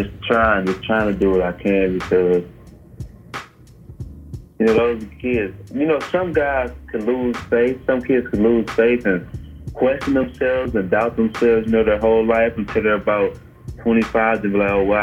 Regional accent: Detroit, Michigan, United States; in my hometown, Detroit.

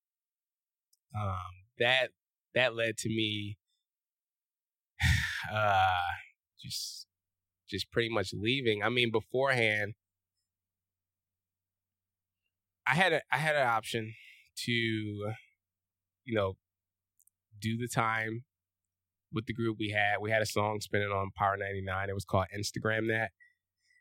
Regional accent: Philadelphia, Pennsylvania, United States; moved away as an adult; also born or lived in California; I am from West Philadelphia. Born and raised.

